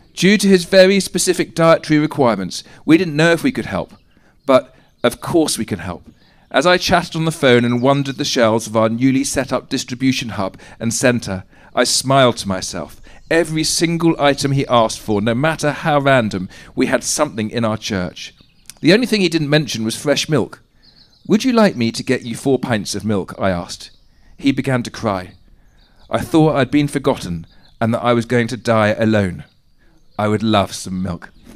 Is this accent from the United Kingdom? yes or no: yes; England, United Kingdom; we're English